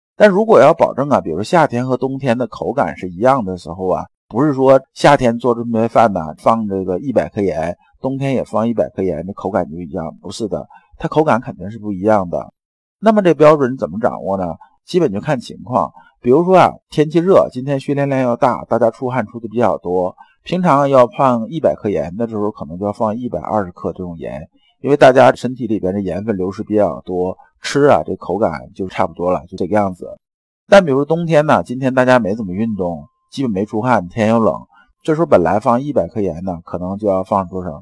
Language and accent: Chinese; China; 我们中国人呐，这种入世啊